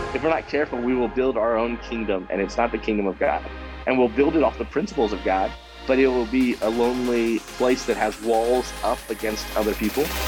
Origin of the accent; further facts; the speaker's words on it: Warrenton, Missouri, United States; now in Wichita, United States; I grew up in just outside of St. Louis, Missouri, a little town called Warrenton